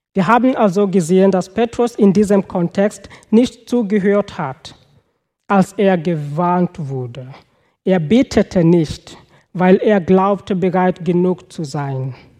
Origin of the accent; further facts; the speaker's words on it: Kenya; German is a second language; moved away; Also ich komme aus Kenia